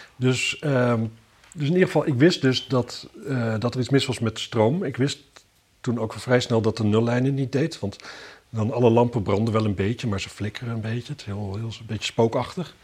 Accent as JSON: {"language": "Dutch", "town": "Wapserveen", "region": "Drenthe", "country": "Netherlands", "tie": "born or raised there", "said": "bij ons in Wapserveen"}